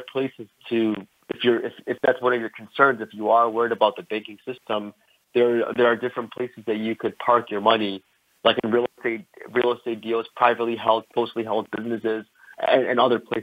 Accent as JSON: {"language": "English", "town": "Chicago", "region": "Illinois", "country": "United States", "tie": "born or raised there", "said": "I'm from Chicago, Illinois, born and raised here."}